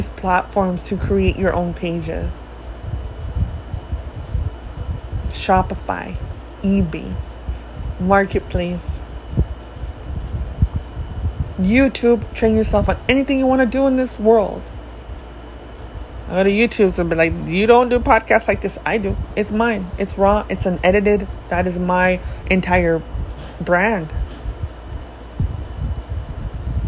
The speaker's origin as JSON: {"language": "English", "country": "United States", "tie": "born or raised there", "also_born_or_lived": "Mexico", "said": "I love the US."}